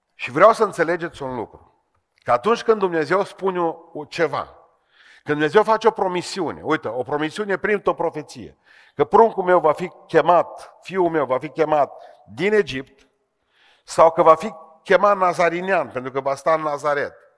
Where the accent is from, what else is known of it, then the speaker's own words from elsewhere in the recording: Beiuș, Bihor County, Romania; sunt din Beiuș